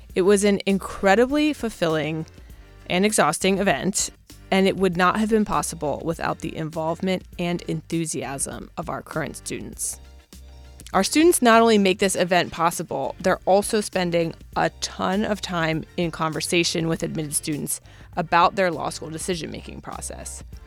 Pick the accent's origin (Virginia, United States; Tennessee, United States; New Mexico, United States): Virginia, United States; Northern; I'm from Virginia, but Northern Virginia